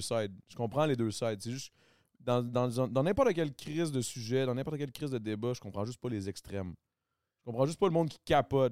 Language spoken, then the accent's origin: French; Quebec, Canada; accent: Québécois; je, parle très québécois